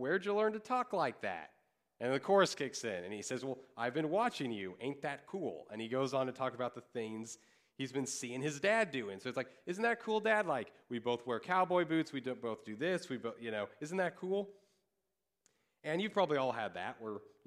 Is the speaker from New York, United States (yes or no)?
no; Kansas, United States; I grew up in Kansas.